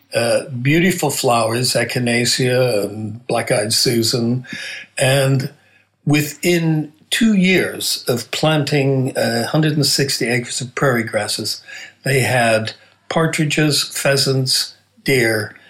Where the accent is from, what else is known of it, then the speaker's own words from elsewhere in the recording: Nebraska, United States; moved away; I'm originally from Nebraska